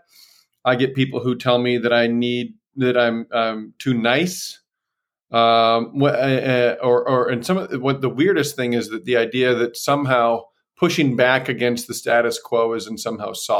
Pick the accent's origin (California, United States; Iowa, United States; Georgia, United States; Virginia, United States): Iowa, United States; Decorah; also born or lived in Rhode Island; I was born and raised in Decorah, Iowa